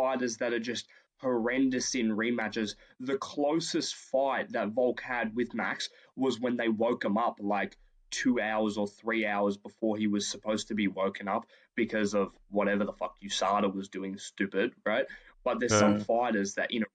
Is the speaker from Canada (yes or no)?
no; Australia; we're Australian